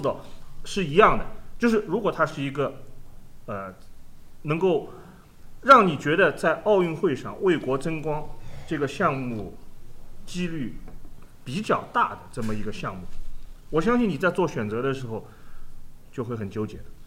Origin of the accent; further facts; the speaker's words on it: China; 以我们中国人的生活方式，以我们中国的文化来说